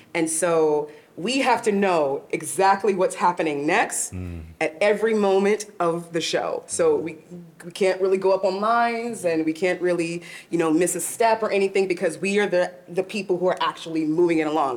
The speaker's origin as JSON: {"language": "English", "area": "Long Island", "region": "New York", "country": "United States", "tie": "born or raised there", "said": "actually from New York. I grew up in Long Island"}